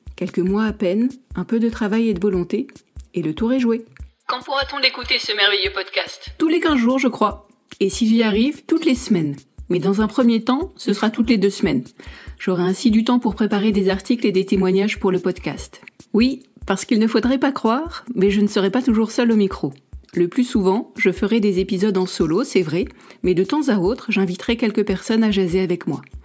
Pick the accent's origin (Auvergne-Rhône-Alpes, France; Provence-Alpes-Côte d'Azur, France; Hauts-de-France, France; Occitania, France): Provence-Alpes-Côte d'Azur, France; Nice; accent: accent chantant; moved away as an adult; now in Hamilton, Canada; je suis niçoise, d'où l'accent chantant que je peux avoir parfois